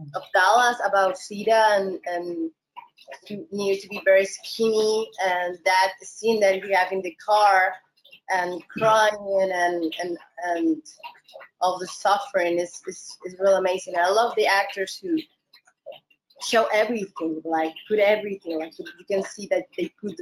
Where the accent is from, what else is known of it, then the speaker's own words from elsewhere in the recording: Peru; moved away as an adult; also born or lived in Mexico; I love my country